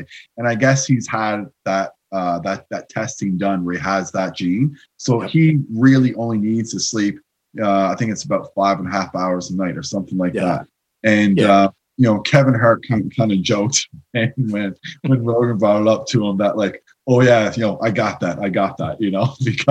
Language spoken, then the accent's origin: English; St. John's, Newfoundland and Labrador, Canada; moved away as an adult; now in London, Ontario, Canada; I'm from St. John's, Newfoundland. So it's on the east coast of Canada. I didn't leave there. I mean, I went on vacation stuff, but I didn't leave there until I was 21 years old.